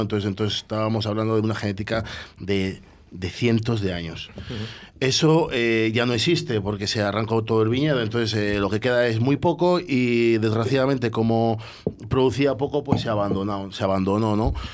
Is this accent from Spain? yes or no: yes; Roa, Castile and León, Spain; also born or lived in Bordeaux; yo soy de Roa